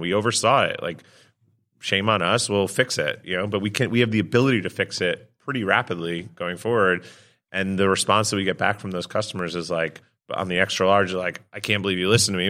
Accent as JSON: {"language": "English", "region": "New York", "country": "United States", "tie": "born or raised there", "said": "Born and raised in New York"}